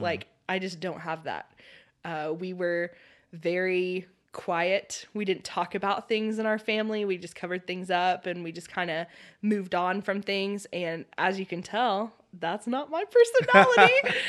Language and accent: English; Oklahoma, United States; also born or lived in Louisiana; I'm actually from Oklahoma, but then we moved to Louisiana because that's where my biological dad's family.